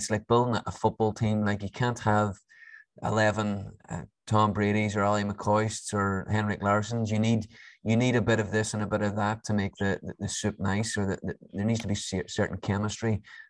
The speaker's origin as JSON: {"language": "English", "country": "Ireland", "also_born_or_lived": "Perth, Australia / New York", "moved": "yes", "said": "as an Irishman."}